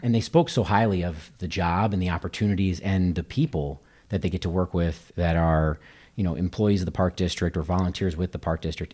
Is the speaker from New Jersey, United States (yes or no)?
no; Kansas City, Missouri, United States; moved away as an adult; now in Naperville, United States; I grew up in Kansas City, Missouri